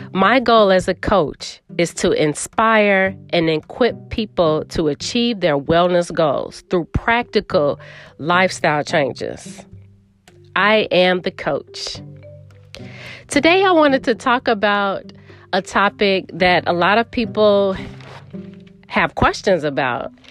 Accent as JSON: {"language": "English", "town": "Chicago", "region": "Illinois", "country": "United States", "said": "I am from the Windy City"}